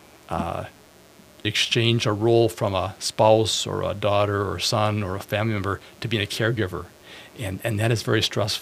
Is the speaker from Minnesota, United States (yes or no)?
yes; Bloomington, Minnesota, United States; I was born in Minneapolis, raised in Bloomington